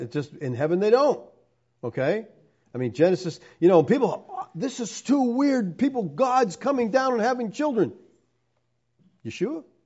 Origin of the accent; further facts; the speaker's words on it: Erie, Pennsylvania, United States; I'm from Erie